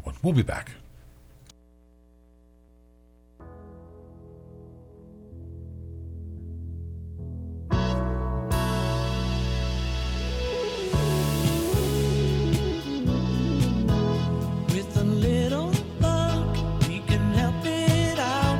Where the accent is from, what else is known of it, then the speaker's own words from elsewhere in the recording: Warner, New Hampshire, United States; I'm from, you know, I'm from Warner, small town